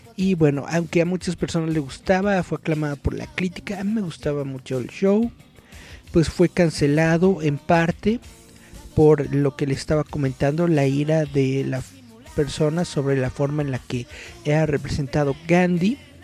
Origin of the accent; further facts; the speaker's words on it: Mexico; somos mexicanos, pero hablamos español